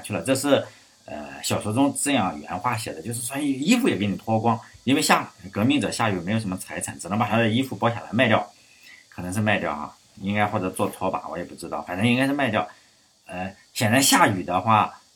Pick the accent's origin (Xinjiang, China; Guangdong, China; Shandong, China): Shandong, China; 在我上高中的时候是有，其他的地方、其他的省市我不知道有没有。在在山东，好像是高一，我如果没有记错的话，高一的课本上，语文课本上是有。